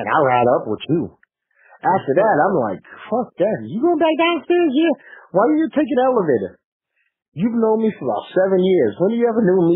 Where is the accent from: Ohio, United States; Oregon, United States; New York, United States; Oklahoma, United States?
New York, United States; New York City; I grew up in Bed-Stuy